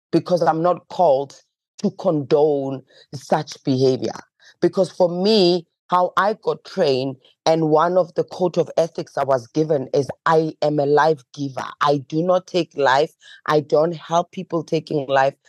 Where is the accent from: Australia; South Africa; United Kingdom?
South Africa; Johannesburg, Gauteng; growing up in Alexandra Township